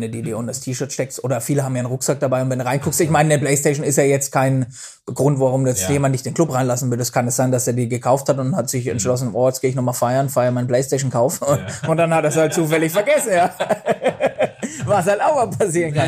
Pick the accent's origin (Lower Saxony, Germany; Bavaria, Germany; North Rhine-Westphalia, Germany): Bavaria, Germany; bei uns in Bayern